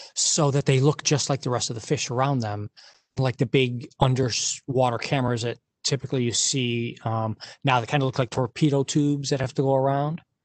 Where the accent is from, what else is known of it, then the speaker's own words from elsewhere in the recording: Detroit, Michigan, United States; I grew up in Detroit in the auto and you know family in the auto industry